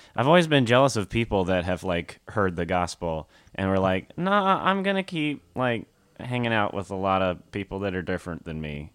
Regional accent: Nashville, Tennessee, United States; moved away; I'm from Tennessee, Nashville, Tennessee

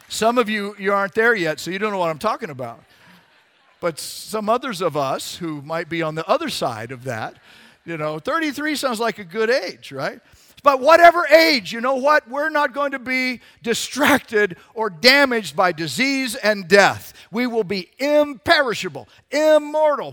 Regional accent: Arizona, United States; I grew up in Arizona. The Grand Canyon was in my backyard

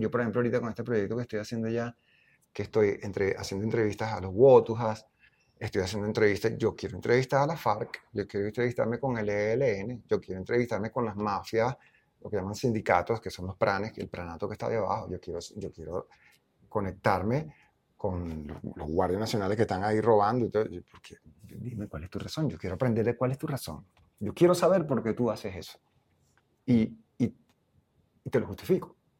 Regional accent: Venezuela; moved away as an adult; Para mí sí es importante ser denotados como venezolanos

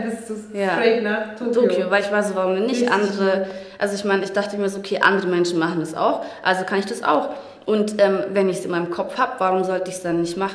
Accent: Bavaria, Germany; Naja, also ich bin im Dorf aufgewachsen mhm. als äh, dunkelhäutiges Mädchen

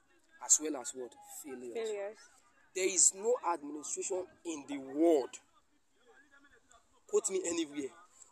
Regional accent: Nigeria; I'm just a Nigerian.

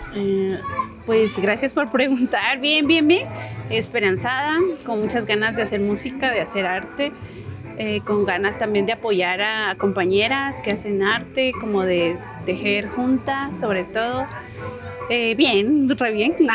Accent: Quetzaltenango, Guatemala; soy de Shell

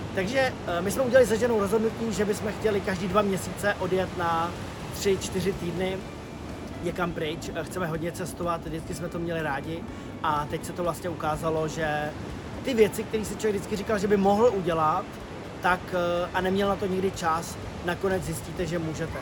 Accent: Bohemia, Czechia; u nás v Čechách

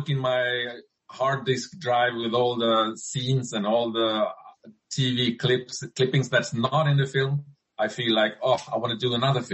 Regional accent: Sweden; my home country, Sweden.

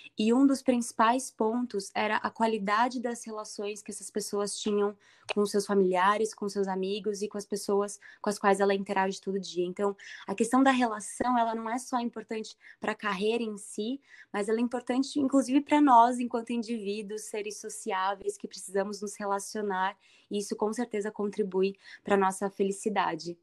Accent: Indaiatuba, São Paulo, Brazil; nasci em Dayatuba, tenho muito carinho pela cidade

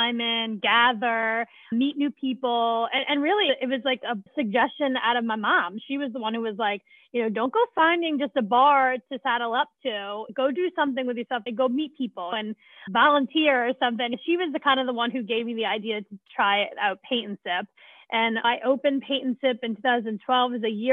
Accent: New Orleans, Louisiana, United States; moved away as an adult; now in Saratoga, United States; I am originally from New Orleans, so Southern culture is just ingrained in me

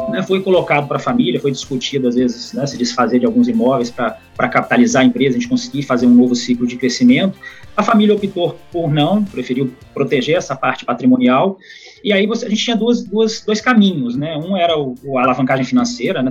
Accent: Vitória, Espírito Santo, Brazil; also born or lived in São Paulo; Sou capixaba, nasci em Vitória, tenho 38 anos

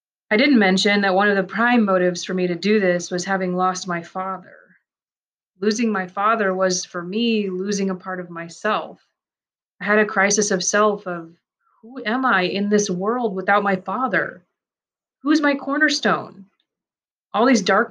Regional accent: United States; first language Persian; English is a second language

